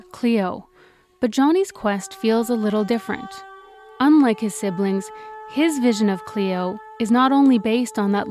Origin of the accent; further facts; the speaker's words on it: near Regina, Southern Saskatchewan, Canada; Southern Saskatchewan, near Regina